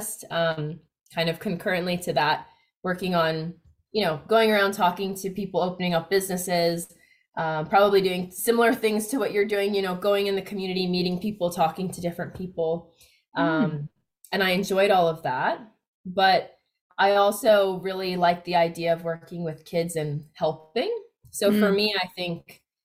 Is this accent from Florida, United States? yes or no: yes; Miami, Florida, United States; moved away as an adult; also born or lived in New York; now in Australia; So I grew up in the United States. So I was born in New York, but I grew up in Miami, Florida. I probably never thought that I'd be living in Australia, but I've been here 10 years now